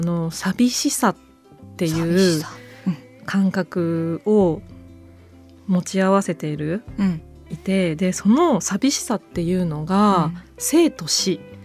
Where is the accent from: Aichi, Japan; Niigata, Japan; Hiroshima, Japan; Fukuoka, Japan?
Niigata, Japan; Echigo Plain; 私も越後平野で生まれ育ったんです。